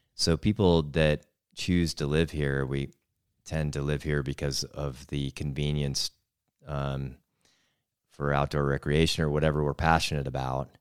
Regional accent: north of Seattle, Western Washington, United States; moved away as an adult; now in Missoula, United States; we grew up in Western Washington, uh, just north of Seattle

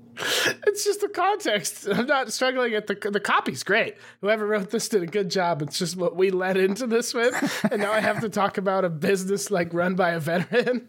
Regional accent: Montana, United States; now in Austin, United States; I left Montana

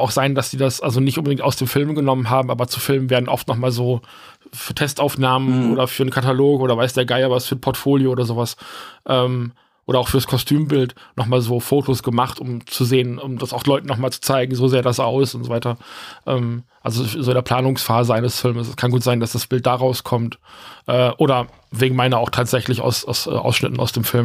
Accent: Rheine, North Rhine-Westphalia, Germany; wir haben ja vorher auch in der Wohnung an der anderen Ecke in Rheine gewohnt

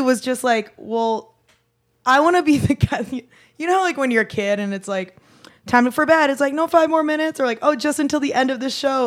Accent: Adelaide, South Australia, Australia; that's just how I was raised in Adelaide

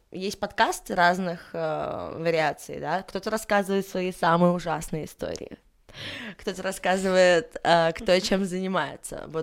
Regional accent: Armenia; Мне 25, э, я армянка, да, делаю татуировки

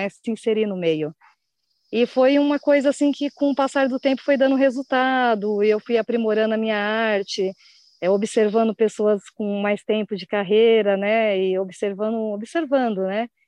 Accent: São Paulo, Brazil; born there; E, e era na Zona Norte de São Paulo, né? Que eu nasci em São Paulo.

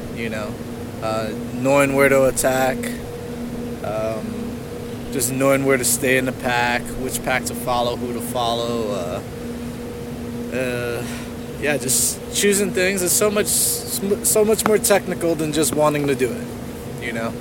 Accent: New Jersey, United States; I'm from Jersey

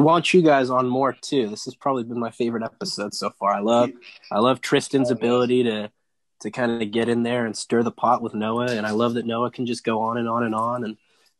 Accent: Northern California, United States; I'm from Northern California

